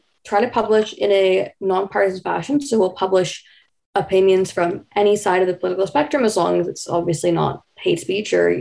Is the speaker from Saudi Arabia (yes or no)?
no; Vancouver, British Columbia, Canada; moved away as an adult; now in Kingston, Canada; I'm originally from Vancouver, BC